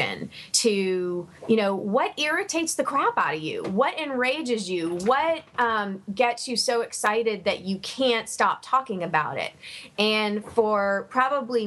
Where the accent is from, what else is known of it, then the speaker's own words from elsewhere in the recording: Savannah, Georgia, United States; I'm originally from Savannah, Georgia